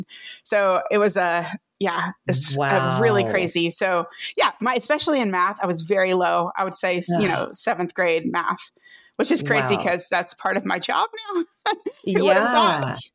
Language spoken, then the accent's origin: English; Crowley, Texas, United States; moved away as an adult; also born or lived in Grand Prairie, Texas / Richmond, Virginia / Fort Worth, Texas; I was born in Grand Prairie, Texas, which is right down the road from Fort Worth, and raised in Crowley, and right down the road.